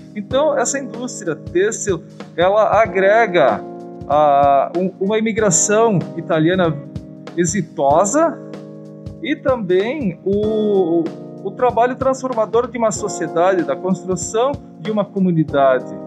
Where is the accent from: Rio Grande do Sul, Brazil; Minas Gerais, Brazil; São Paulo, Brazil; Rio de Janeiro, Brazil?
Rio Grande do Sul, Brazil; Caxias do Sul; nasci em Galópolis em 1965